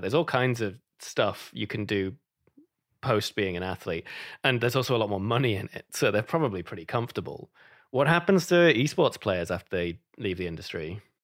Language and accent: English; United Kingdom; moved away; I'm British